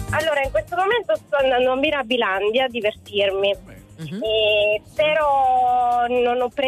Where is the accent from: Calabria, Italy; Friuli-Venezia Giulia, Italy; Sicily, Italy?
Sicily, Italy; now in Udine, Italy; Allora, sono siciliana ma chiamo dalla provincia di Udine.